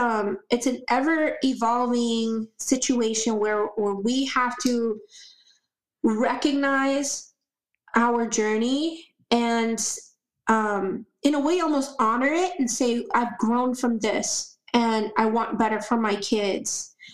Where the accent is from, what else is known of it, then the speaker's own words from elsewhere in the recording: Florida, United States; also born or lived in Puerto Rico / Orlando area / Tampa area; You know, I grew up here in Florida. I came to the United States, or the mainland United States, I should say, from Puerto Rico when I was just 7 years old.